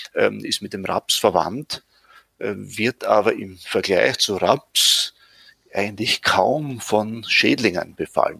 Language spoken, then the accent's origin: German; Leibnitz, Styria, Austria; now in Vienna, Austria; ich bin in der Südsteiermark geboren